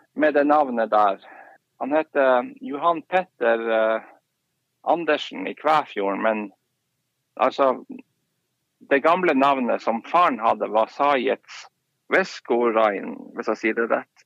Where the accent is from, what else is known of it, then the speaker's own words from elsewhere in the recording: Harstad, Troms, Norway; moved away as an adult; now in Karasjok, Norway; man har vokst opp i by og i Harstad